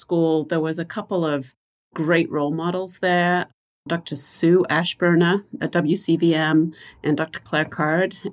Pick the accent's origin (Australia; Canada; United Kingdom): United Kingdom; England; now in Wisconsin, United States; I grew up in England watching All Creatures Great and Small